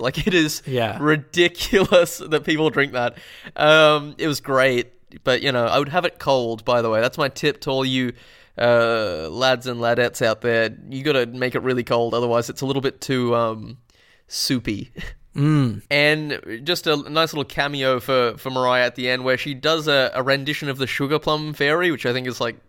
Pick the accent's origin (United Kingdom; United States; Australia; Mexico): Australia; Alice Springs, Northern Territory; Growing up in Alice Springs, when you're enjoying a 40 degree Celsius Christmas, your first thought isn't to immediately drink eggs and milk that have been mixed together.